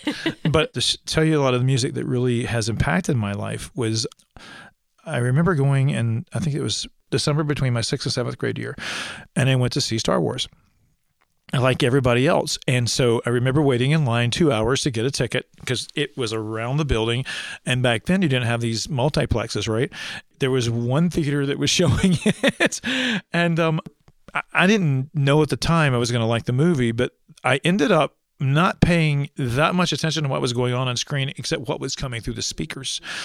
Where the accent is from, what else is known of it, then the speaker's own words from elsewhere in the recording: East Alabama, United States; I am from East Alabama